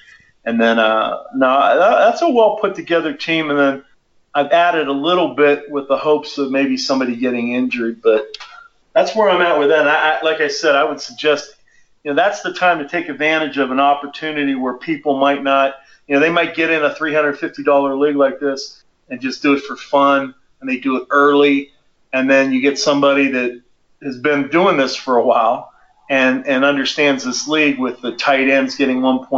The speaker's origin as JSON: {"language": "English", "region": "Pennsylvania", "country": "United States", "tie": "born or raised there", "lives_now": "Colorado, United States", "said": "I'm also licensed in Pennsylvania, my home state near Pittsburgh."}